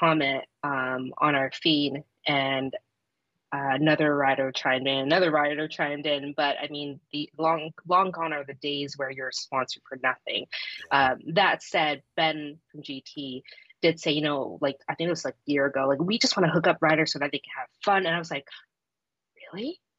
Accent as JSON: {"language": "English", "town": "Toronto", "region": "Ontario", "country": "Canada", "said": "I'm from Toronto"}